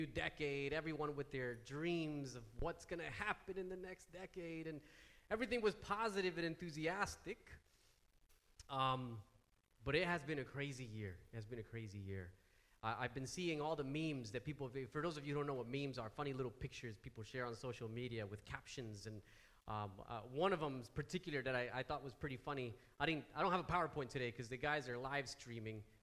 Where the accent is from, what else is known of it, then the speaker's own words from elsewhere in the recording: United States; moved away; being American